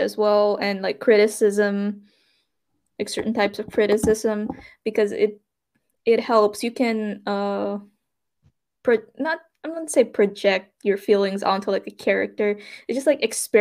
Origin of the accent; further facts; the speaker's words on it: Suriname; moved away as an adult; I'm from Suriname